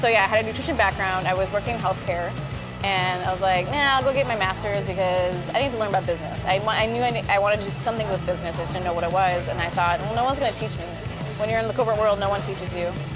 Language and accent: English; Minnesota, United States; English is a second language; also born or lived in Iran; I said I was from Minnesota